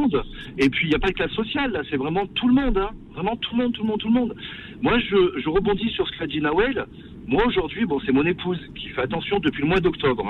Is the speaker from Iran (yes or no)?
no; France; also born or lived in Senegal; je suis né en France et j'ai eu la chance, j'ai grandi